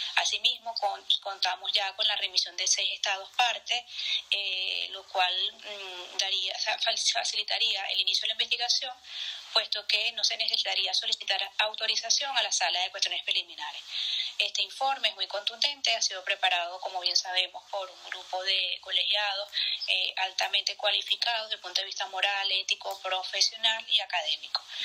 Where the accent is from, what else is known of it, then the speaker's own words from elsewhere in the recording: Venezuela; soy venezolana